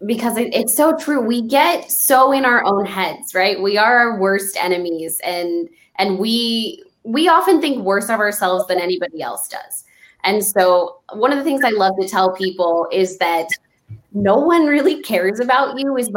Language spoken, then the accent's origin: English; El Paso, Texas, United States; my hometown of El Paso